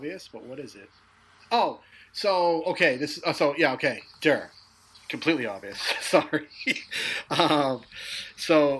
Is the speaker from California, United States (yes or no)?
no; Peabody, Massachusetts, United States; I grew up in Peabody. Mm-hmm. Peabody is considered the North Shore of Boston